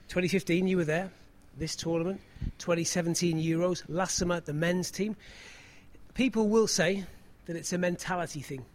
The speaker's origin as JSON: {"language": "English", "region": "England", "country": "United Kingdom", "said": "we're both English"}